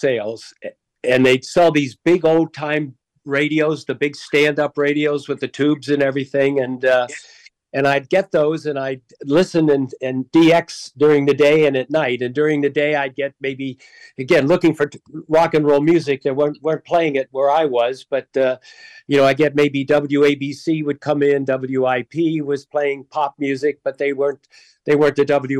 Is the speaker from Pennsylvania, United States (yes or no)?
yes; south of Wilkes-Barre, Scranton, upstate Pennsylvania, United States; moved away; also born or lived in Chicago; I grew up in upstate Pennsylvania, south of Wilkes-Barre, Scranton, and, you know, in the coal region. So, you know, it was a fun place to grow up, but they didn't have a lot of local radio there.